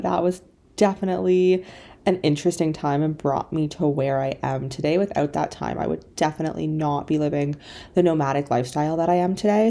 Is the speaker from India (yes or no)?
no; Canada; moved away as an adult; also born or lived in China; So I grew up in Canada in a very small town.